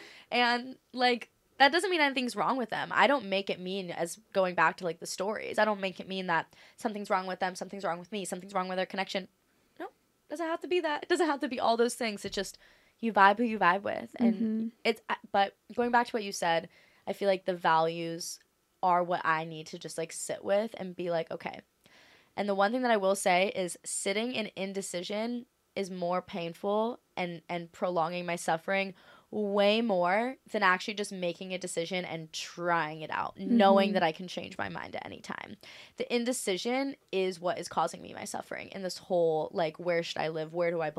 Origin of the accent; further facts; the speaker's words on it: Maui, Hawaii, United States; I feel like Maui's my hometown.